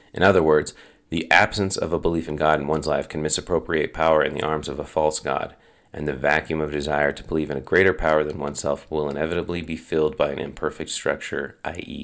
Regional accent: Draper, Utah, United States; we grew up in Draper. Our most formidable years took place in Draper.

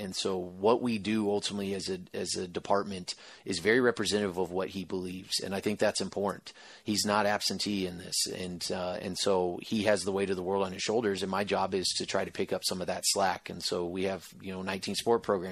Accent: Texas, United States; moved away as an adult; also born or lived in Akron, Ohio; being a Texas boy and having grown and been born and raised in Texas, gone to college in Texas

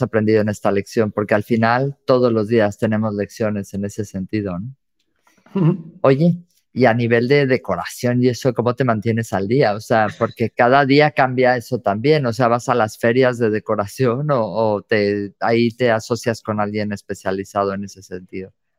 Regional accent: Mexico; soy mexicana

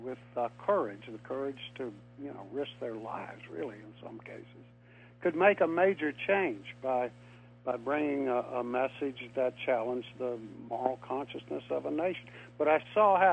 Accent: Tidewater, Virginia, United States; also born or lived in North Carolina; I grew up in Tidewater, Virginia

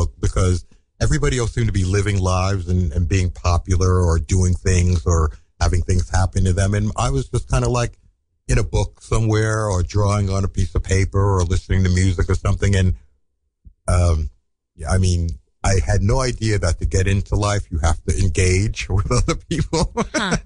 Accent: New York City, New York, United States; also born or lived in San Francisco; I'm a one of those rare animals called a native. I'm from Brooklyn

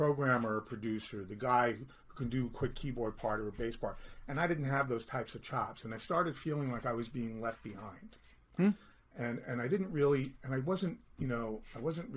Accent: New York City, New York, United States; I'm from Brooklyn

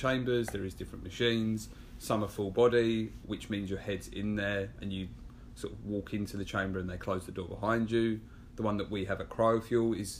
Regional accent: London, United Kingdom; accent: English; moved away as an adult; now in New York, United States; I'm originally from England, from London. I moved here about 2.5 years ago now

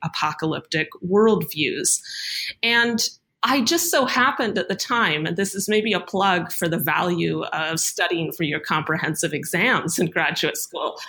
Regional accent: Canada; moved away as an adult; now in United States; I'm Canadian. And when I arrived in the United States for graduate school

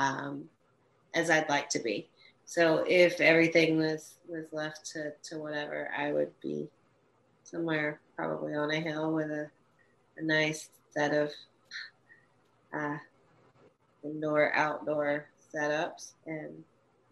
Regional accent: the South, United States; I'm from the South.

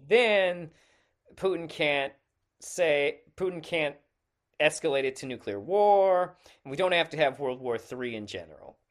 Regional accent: United States

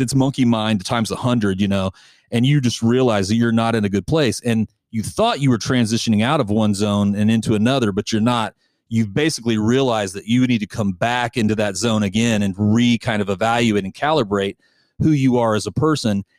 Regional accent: United States; as an American

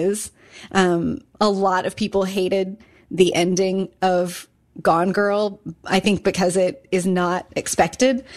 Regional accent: Kansas, United States; also born or lived in Chicago; now in Richmond, United States; growing up in Kansas and then living in Chicago

